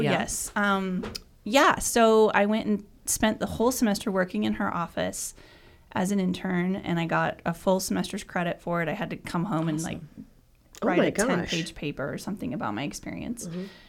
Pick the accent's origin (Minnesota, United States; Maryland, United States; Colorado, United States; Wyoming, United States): Wyoming, United States; Douglas; moved away as an adult; also born or lived in Washington, D.C.; now in McCook, United States; I'm from Douglas, Wyoming, the big town of, which is a lot similar size-wise to McCook.